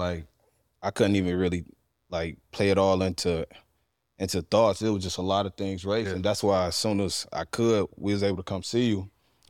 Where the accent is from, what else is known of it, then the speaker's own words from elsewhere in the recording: Euclid, Ohio, United States; also born or lived in Cleveland, Ohio / East Cleveland, Ohio; I grew up in Euclid. I was born on the west side of Cleveland, lived in East Cleveland about 3-4 years, then moved to Euclid in 99, and just grew up out there.